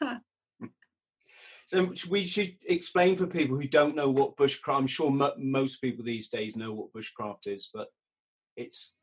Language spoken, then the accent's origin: English; United Kingdom; being British